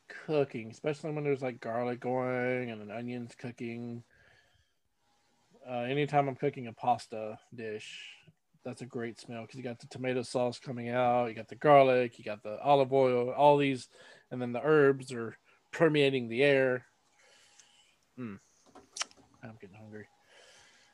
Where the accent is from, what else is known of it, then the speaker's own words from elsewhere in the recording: North Carolina, United States; growing up in North Carolina